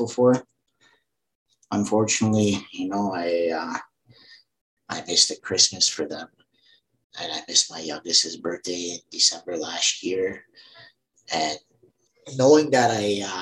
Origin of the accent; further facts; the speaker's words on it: Maskwacis, Samson Cree Nation, Alberta, Canada; also born or lived in Medicine Hat, Alberta; I am Aboriginal from Muscatese, Samson Cree Nation